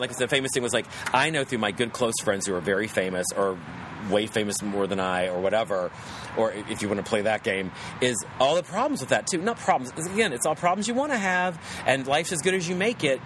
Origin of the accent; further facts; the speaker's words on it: West Virginia, United States; accent: West Virginia; my West Virginia accent comes out